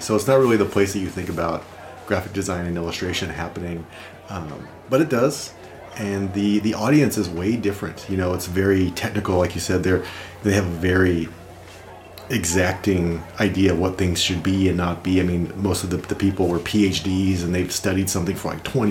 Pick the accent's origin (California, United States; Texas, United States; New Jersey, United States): California, United States; Lakewood; moved away as an adult; also born or lived in New Mexico / New York; now in Nebraska, United States; nobody would recognize the name of the city where I grew up because it's just one of the burbs.